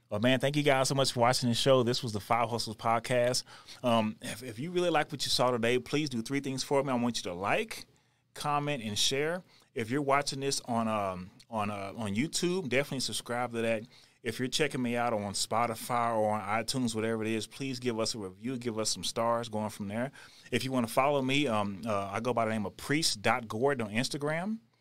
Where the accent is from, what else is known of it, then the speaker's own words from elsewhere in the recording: Texas, United States; moved away as an adult; also born or lived in Houston; now in Denver, United States; I'm born and raised in Texas.